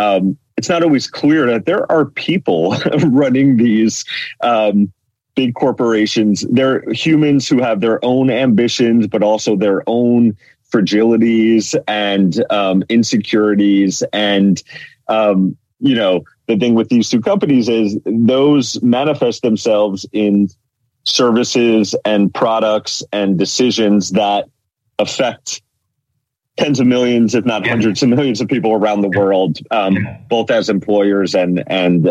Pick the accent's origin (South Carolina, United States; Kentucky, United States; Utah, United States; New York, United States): New York, United States; New York City; moved away as an adult; also born or lived in northern New Jersey; now in New Jersey, United States; I grew up in New York, the fifth and forgotten borough of Staten Island